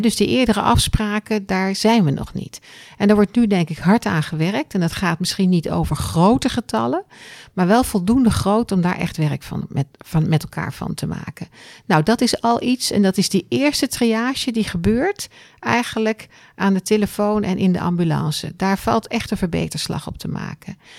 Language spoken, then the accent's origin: Dutch; Netherlands; we ook als Nederlanders